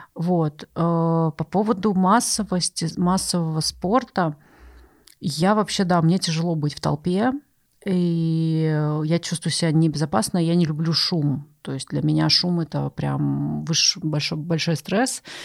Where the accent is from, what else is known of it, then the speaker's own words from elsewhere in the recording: Ust-Ilimsk, Irkutsk Oblast, Russia; now in Moscow, Russia; я ещё выросла в Ист-Илимской, Иркутской области. У нас там с каждой точки можно было увидеть Ангару